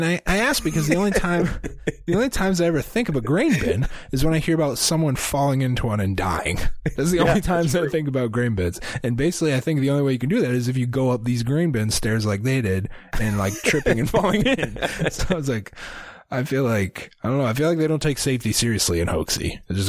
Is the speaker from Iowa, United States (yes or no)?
yes; Iowa, United States; AB, we're from Iowa.